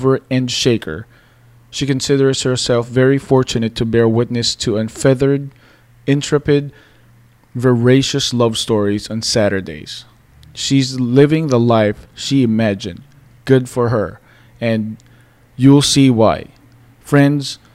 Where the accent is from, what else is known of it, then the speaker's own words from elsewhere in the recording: Philippines; moved away; growing up in the Philippines